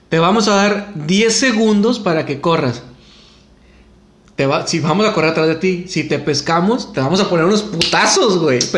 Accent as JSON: {"language": "Spanish", "town": "San Bernabé", "region": "Nuevo León", "country": "Mexico", "tie": "born or raised there", "said": "Crecí en San Bernabé, güey."}